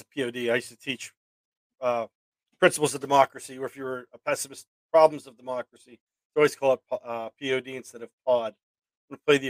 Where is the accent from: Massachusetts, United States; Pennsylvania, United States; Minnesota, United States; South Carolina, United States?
Pennsylvania, United States; Pittsburgh; growing up around Pittsburgh and being able to, you know, work in the area and living around here